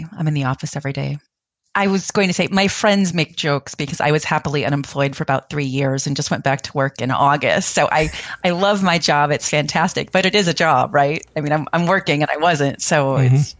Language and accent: English; St. Louis, Missouri, United States; I grew up in St. Louis